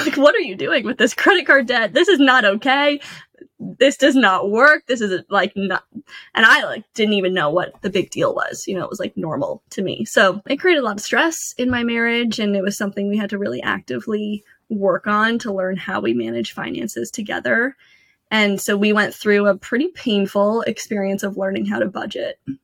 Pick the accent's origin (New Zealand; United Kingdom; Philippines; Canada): Canada; moved away as an adult; now in United States; I grew up in Canada